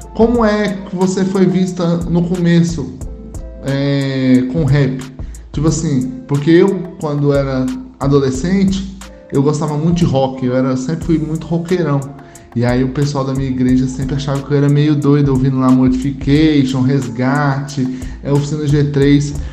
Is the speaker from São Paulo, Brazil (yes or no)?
no; Goiânia, Goiás, Brazil; Sou de Goiânia também